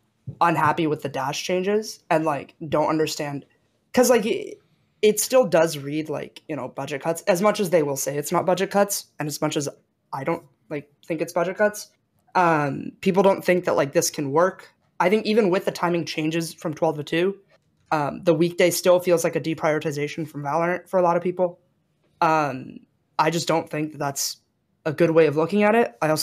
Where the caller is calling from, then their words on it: Santa Monica, California, United States; LA, Santa Monica.